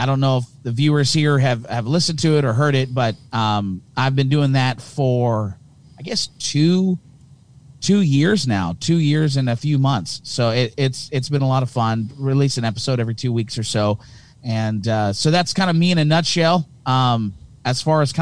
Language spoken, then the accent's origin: English; Hamilton, Ontario, Canada; accent: thick Canadian; I'm from Hamilton, Ontario, Canada